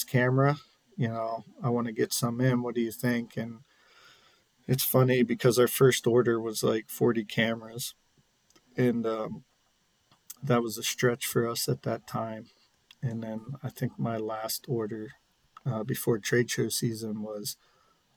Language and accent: English; Spring Grove, Pennsylvania, United States; I'm originally from a small town in southern York County called Spring Grove, Pennsylvania. When I grew up there, it was, I believe, around 1,800 people.